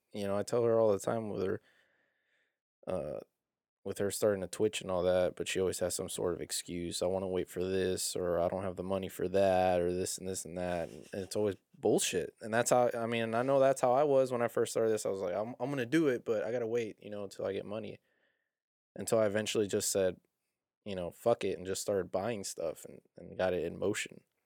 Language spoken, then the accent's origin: English; South Houston, Texas, United States; I'm actually from South Houston.